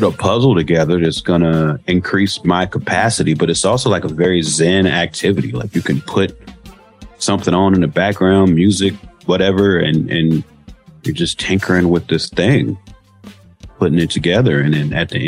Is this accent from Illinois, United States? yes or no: yes; Chicago, Illinois, United States; moved away as an adult; now in Los Angeles, United States; I grew up in Chicago in the 80s, and I went to Southern Illinois University in the late 90s and early 2000s, and I've lived in LA ever since then